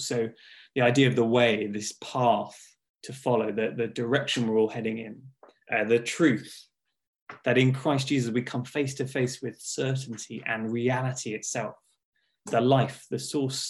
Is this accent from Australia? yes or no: no; Hertfordshire, East of England, United Kingdom; also born or lived in Watford; I grew up in Hertfordshire